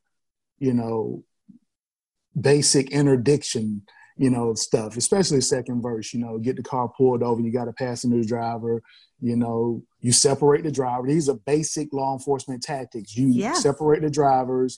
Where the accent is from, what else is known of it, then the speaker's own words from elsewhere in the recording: Atlanta, Georgia, United States; in Atlanta specifically, like, we accepted all music